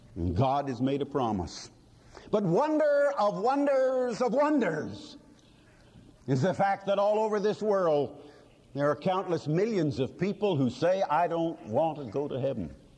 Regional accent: United States; this blessed and wonderful country that's ours, this wonderful America

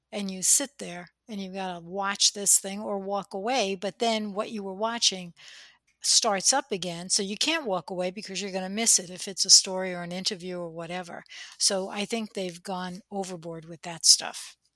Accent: New Jersey, United States; accent: Jersey; day we'll do a podcast in our Jersey accents, but I try not to use it.

